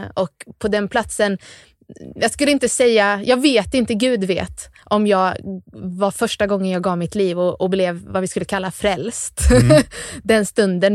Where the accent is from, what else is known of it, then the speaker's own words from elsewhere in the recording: Gnosjö, Jönköping County, Sweden; accent: Småland; also born or lived in Värnamo; Gnosjö i alla fall är jag uppväxt